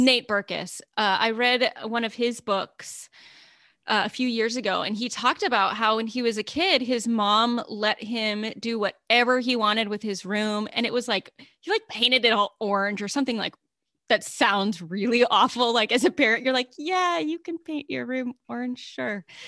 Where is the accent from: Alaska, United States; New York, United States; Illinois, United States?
Alaska, United States; growing up in Alaska